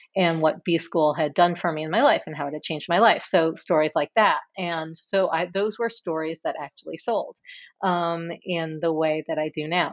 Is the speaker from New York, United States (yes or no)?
yes; New York City, New York, United States; growing up in New York City in the seventies and eighties